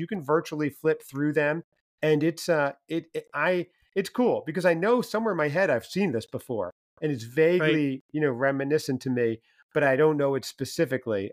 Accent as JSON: {"language": "English", "region": "New Jersey", "country": "United States", "tie": "born or raised there", "moved": "yes", "lives_now": "North Carolina, United States", "said": "I'm in North Carolina right now, mm-hmm. although I grew up in New Jersey"}